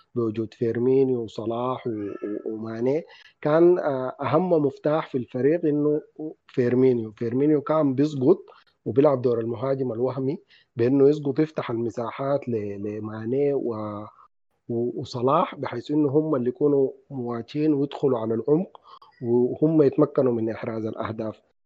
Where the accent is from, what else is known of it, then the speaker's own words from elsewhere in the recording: Sudan; عندنا في السودان